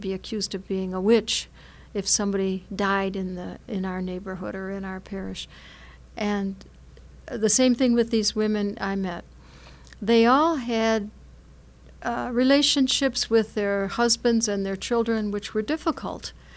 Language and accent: English; United States; as American Catholics